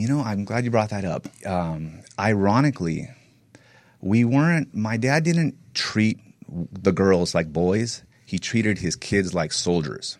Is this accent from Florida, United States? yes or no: no; Northern California, United States; I grew up in NorCal